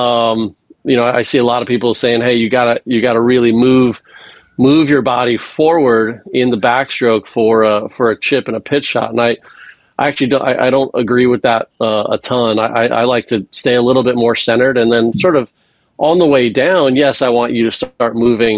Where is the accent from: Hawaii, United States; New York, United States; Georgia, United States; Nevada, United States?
Hawaii, United States; moved away; I was born and raised in Hawaii and went to UCLA